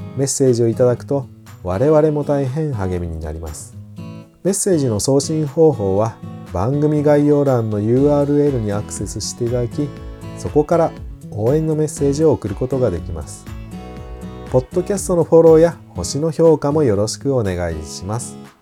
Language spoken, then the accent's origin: Japanese; Kagawa, Japan; moved away; 香川県生まれ